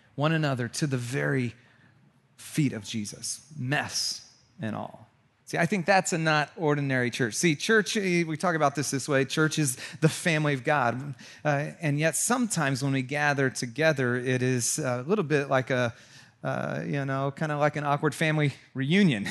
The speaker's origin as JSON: {"language": "English", "town": "Santa Cruz", "region": "California", "country": "United States", "also_born_or_lived": "Chicago / Georgia", "moved": "yes", "said": "We're both from Santa Cruz"}